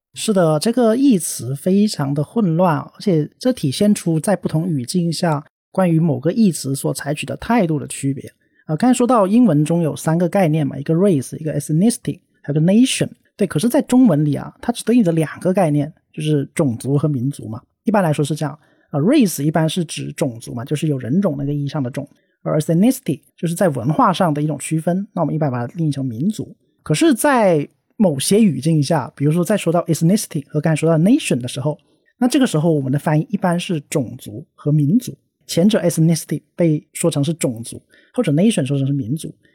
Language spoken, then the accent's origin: Chinese; China; 我们自己的同胞或者是我们中国人